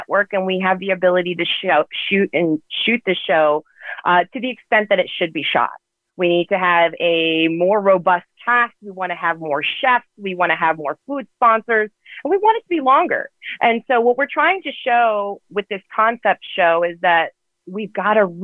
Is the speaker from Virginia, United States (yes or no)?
yes; Richmond, Virginia, United States; moved away as an adult; now in Los Angeles, United States; I come from the South, from Virginia, from Richmond, Virginia